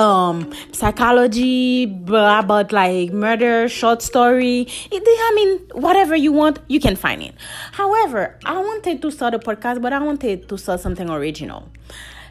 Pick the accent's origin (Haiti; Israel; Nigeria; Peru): Haiti; English is a second language; moved away; that little Haitian girl growing up in Haiti